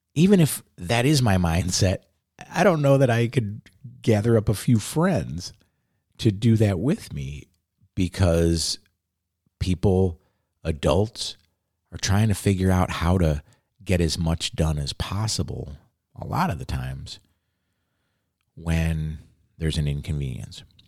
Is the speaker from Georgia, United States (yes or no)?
no; Chicago, Illinois, United States; now in Southern Oregon, United States; I grew up in Chicago.